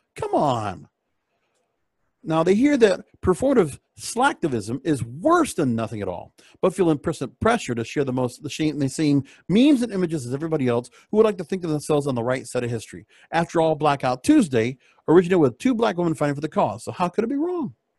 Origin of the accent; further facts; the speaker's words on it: Miami, Florida, United States; I come from Miami, Palm Beach.